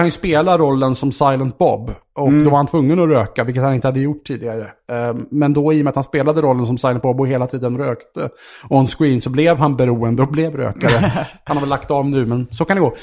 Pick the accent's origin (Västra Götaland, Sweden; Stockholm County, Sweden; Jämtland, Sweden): Stockholm County, Sweden; Vaxholm; Jag är ju uppvuxen i, ute i Vaxholm, ute i Stockholms